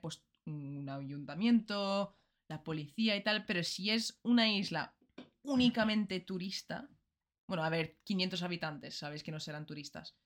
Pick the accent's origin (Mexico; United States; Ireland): Ireland; Spanish is a second language; moved away; soy de Irlanda